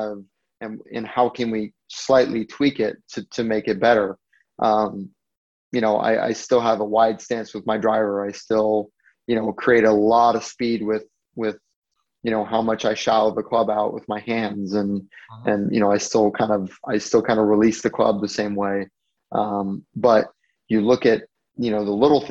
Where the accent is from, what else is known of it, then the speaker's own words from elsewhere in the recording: Hawaii, United States; growing up in Hawaii